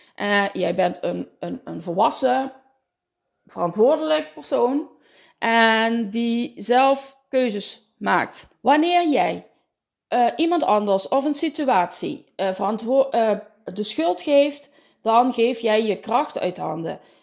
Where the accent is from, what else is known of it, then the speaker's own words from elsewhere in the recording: Limburg, Netherlands; accent: Limburg; Je hoort het aan mijn accent. Ik woon in het zonnige zuiden, in het midden van Limburg tussen Venlo en Roermond.